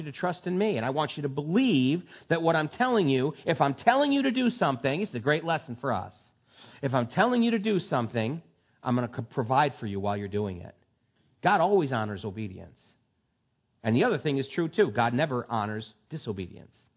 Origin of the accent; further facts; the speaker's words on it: United States; We are so privileged in this country